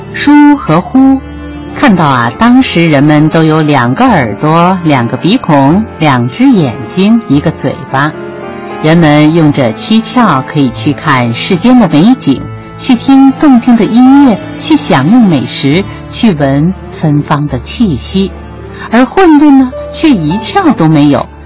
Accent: China; 为什么我们中国人不是外国人的那种样子

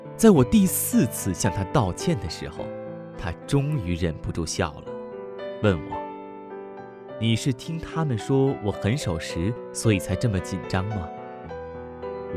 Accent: China; 我们中国人

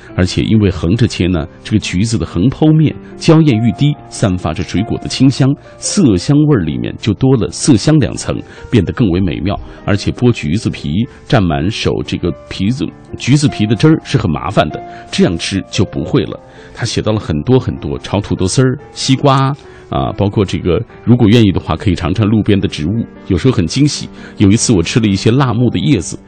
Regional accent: China; 我们中国人的传统是，呃，过完十五就算过完，过完这个年了

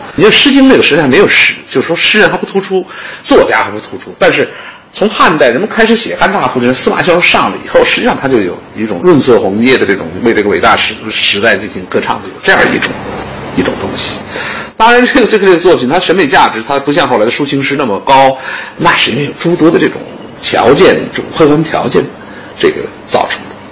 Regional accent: China; 我们中国人

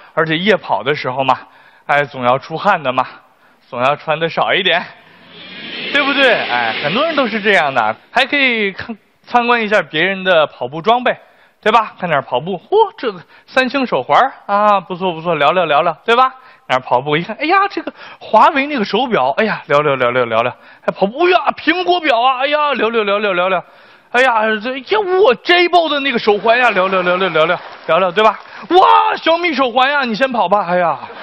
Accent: China; 我们中国人

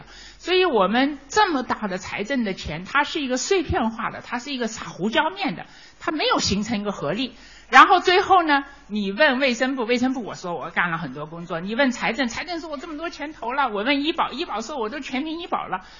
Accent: China; 我觉得我们中国可能跟别的国家比，我们有个独特的优势，就是中国人的养生文化。

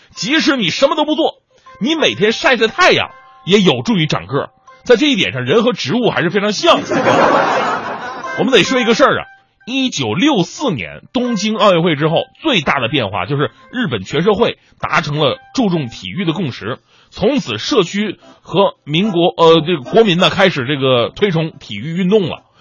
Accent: China; 我们中国人呢，一向不以身高自居

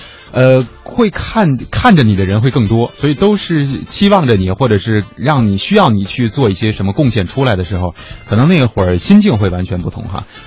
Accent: Beijing, China; 比如说我在北京的话，我的这个因为我是北京人，所以就是我接触的这个圈子

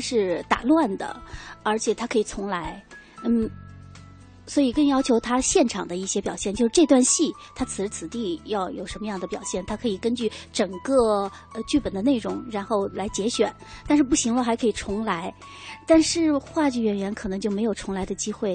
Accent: China; 我们中国人说话的感觉是在胸腔，或者是甚至在喉部

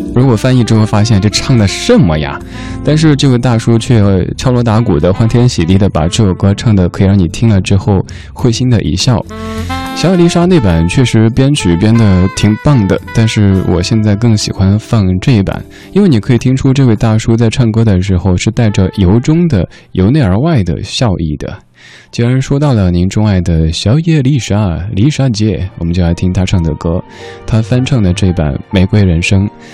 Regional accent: Chengdu, Sichuan, China; 因为我成都人，成都话当中的刮就是傻的意思

